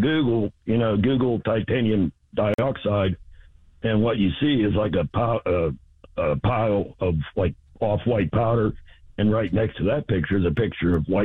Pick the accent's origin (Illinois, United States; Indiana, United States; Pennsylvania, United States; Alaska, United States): Pennsylvania, United States; Saxonburg; I grew up in Saxonburg